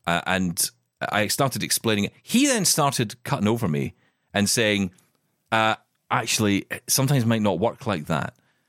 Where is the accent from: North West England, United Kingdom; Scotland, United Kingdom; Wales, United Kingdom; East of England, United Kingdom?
Scotland, United Kingdom; I'm Scottish. And we're just aggressive.